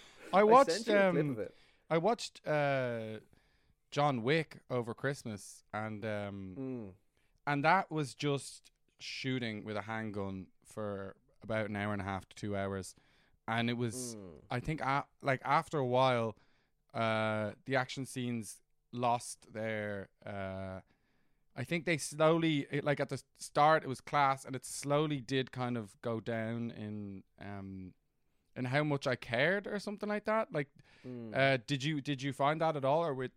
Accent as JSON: {"language": "English", "country": "Hong Kong", "tie": "born or raised there", "said": "Yes, no, I went to an international school in Hong Kong. But yes, no, I grew up in Hong Kong."}